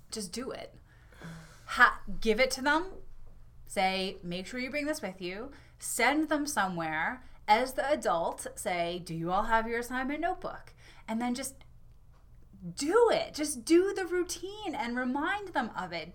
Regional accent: New York, United States; now in Maine, United States; my home state, New York

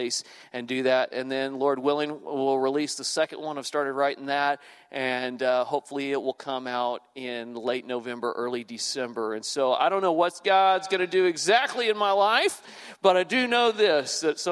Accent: Houston, Texas, United States; moved away as an adult; now in Louisiana, United States; I grew up in the Houston area

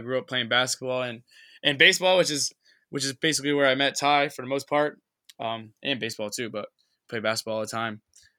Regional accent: Norwalk, Connecticut, United States; I'm from Norwalk, Connecticut, which is down in like Fairfield County, next to Stanford and Bridgeport.

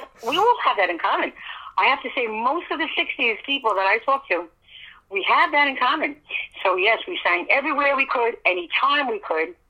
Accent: New York City, New York, United States; I was in a very, near King's Plaza, which is Brooklyn, Flatbush area.

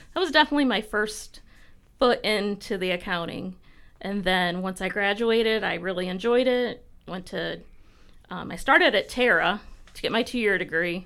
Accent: Tiffin, Ohio, United States; I grew up in Tiffin

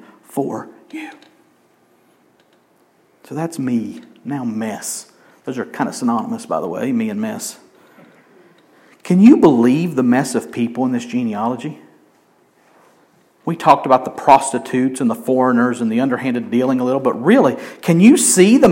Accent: Helen, United States; I grew up in Helen

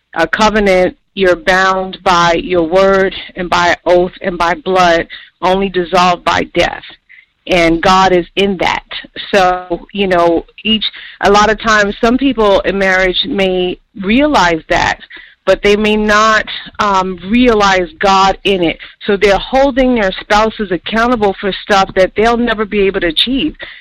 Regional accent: New York, United States; moved away; I'm from New York

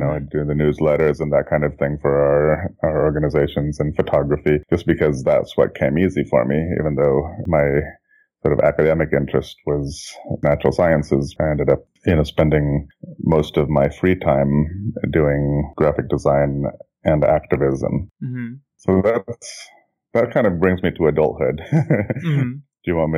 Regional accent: Jakarta, Indonesia; moved away as an adult; now in Oakland, United States; I was born and raised in Jakarta, Indonesia. I moved here in 1988 to go to college and then ended up staying. And I'm now 46, going on 47.

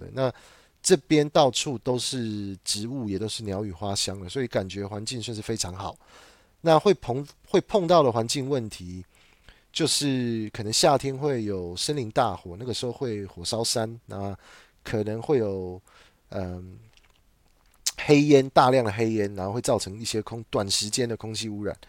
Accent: Taiwan; moved away as an adult; now in Melbourne, Australia; 我本身我就是来自台湾这个地方

